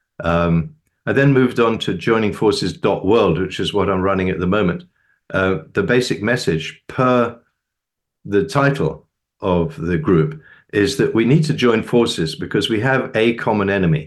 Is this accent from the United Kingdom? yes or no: yes; United Kingdom; now in United States; I'm a Brit. I've been living in the US since 1978.